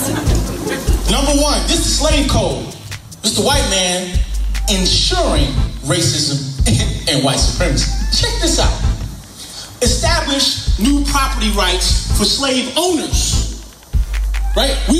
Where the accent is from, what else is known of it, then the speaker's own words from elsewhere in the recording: New York City, New York, United States; now in Atlanta, United States; I grew up in New York in the Bronx.